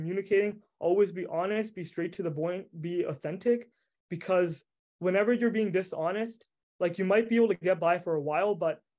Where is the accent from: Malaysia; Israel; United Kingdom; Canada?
Canada; Prince Rupert, British Columbia; also born or lived in Vancouver, British Columbia / Montreal, Quebec; I'm not born in Prince Rupert. I moved here when I was younger. And when I first came here, I absolutely hated the city because I was raised in Vancouver.